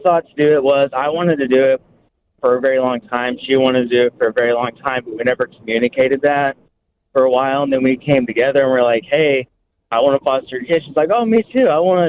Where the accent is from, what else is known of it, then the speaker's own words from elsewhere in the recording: Stigler, Oklahoma, United States; I grew up in Stigler, a small town